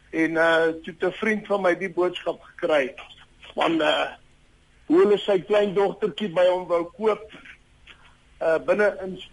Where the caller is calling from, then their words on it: Benoni, Gauteng, South Africa; Ek is van die Oosvraag hier in Rainfield Benoni.